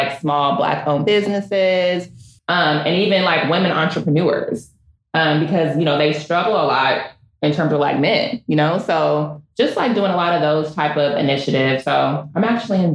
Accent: San Jose, California, United States; moved away as an adult; now in Hayward, United States; I'm from San Jose, but I live in Hayward. So I've been living in there for 5 years.

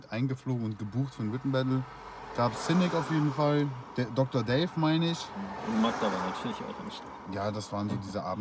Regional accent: Austria; ich komme aus Österreich

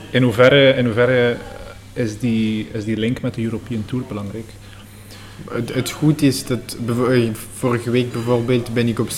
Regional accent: Belgium; Eh, ik voel me echt Belg.

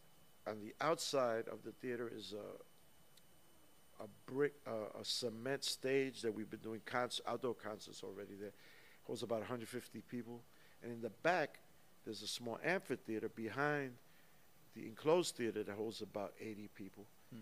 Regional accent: New Orleans, Louisiana, United States; accent: New York; yeah, I'm from New Orleans, but they say I got a New York accent. I don't know why.

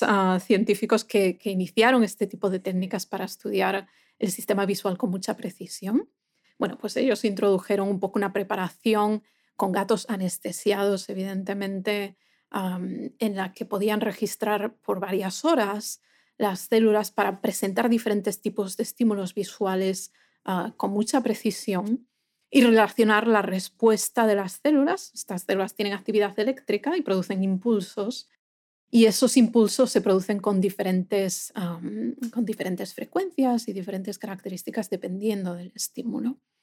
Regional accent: A Coruña, Galicia, Spain; moved away as an adult; now in United States; yo soy de, una ciudad en España, del noroeste de España, que se llama La Coruña. Entonces yo eh, fui a la universidad en la misma ciudad, en mi ciudad natal

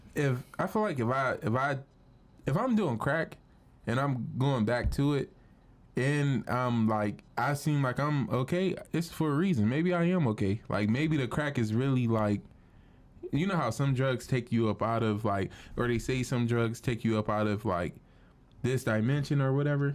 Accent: Cleveland, Ohio, United States; I'm from Cleveland

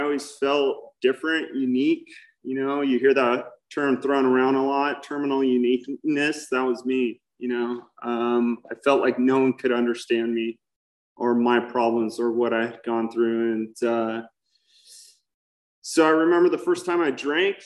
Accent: Newport Beach, California, United States; I grew up in Newport Beach.

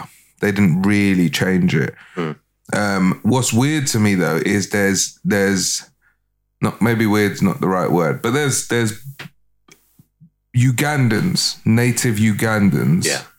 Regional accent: London, United Kingdom; Northwest London.

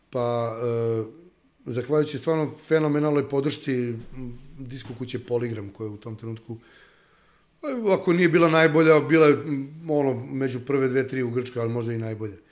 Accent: Serbia; mi kao nacija Srbi

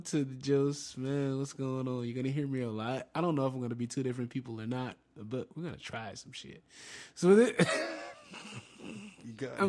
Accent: New Orleans, Louisiana, United States; We're from New Orleans

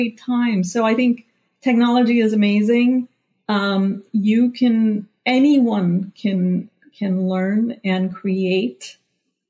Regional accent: India; moved away as an adult; I grew up in India

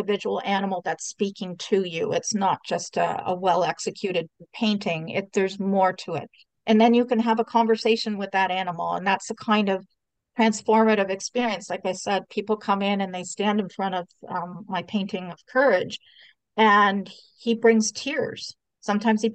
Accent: Canada; I was born here in Canada, so I'm first generation Canadian

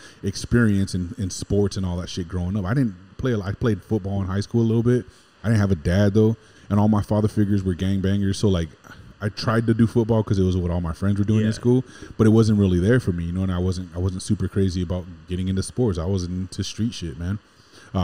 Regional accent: West Covina, California, United States; born in West Covina, California, and born and raised in Southern California my whole life

